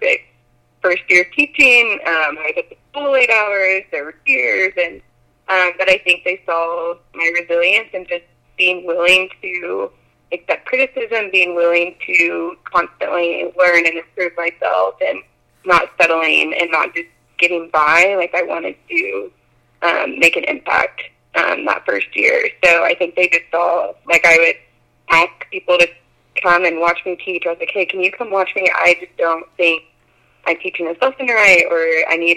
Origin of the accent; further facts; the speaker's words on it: Pittsburg, Kansas, United States; moved away as an adult; also born or lived in Stillwater, Oklahoma; I grew up in Pittsburgh, Kansas, so it's like an hour and a half from Gardner